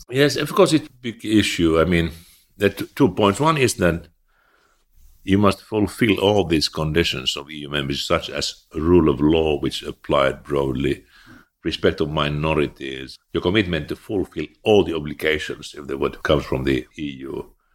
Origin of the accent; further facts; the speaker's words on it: Eastern Finland, Finland; I was born in eastern Finland.